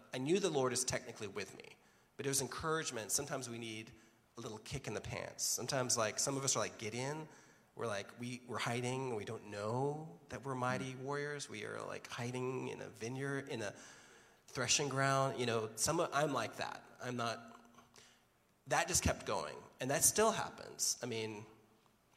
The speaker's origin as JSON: {"language": "English", "country": "Jamaica", "tie": "born or raised there", "moved": "yes", "lives_now": "United States", "said": "I was born in Jamaica, baptized in the Church of England. We came to America"}